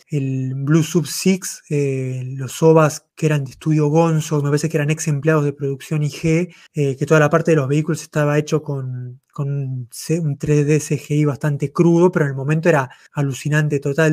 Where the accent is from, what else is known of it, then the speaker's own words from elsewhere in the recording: Mar del Plata, Buenos Aires Province, Argentina; yo, soy de Mar del Plata